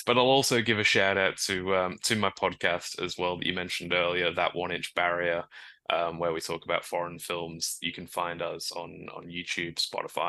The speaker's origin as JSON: {"language": "English", "town": "Manchester", "region": "North West England", "country": "United Kingdom", "moved": "yes", "lives_now": "Australia", "said": "I'm from Manchester in the UK"}